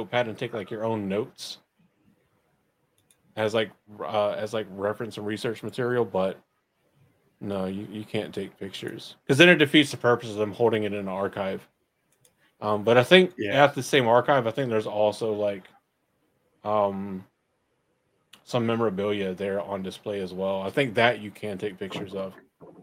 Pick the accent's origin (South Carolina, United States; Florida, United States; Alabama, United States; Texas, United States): South Carolina, United States; now in North Carolina, United States; I'm from South Carolina